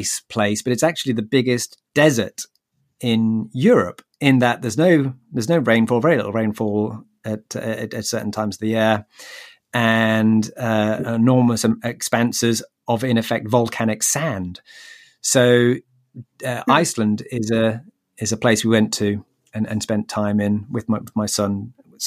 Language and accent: English; United Kingdom; I'm British.